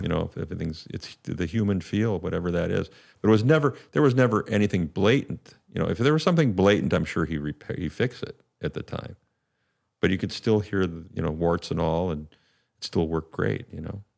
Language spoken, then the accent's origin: English; St. Louis Park, Minnesota, United States; in my hometown actually, in my home suburb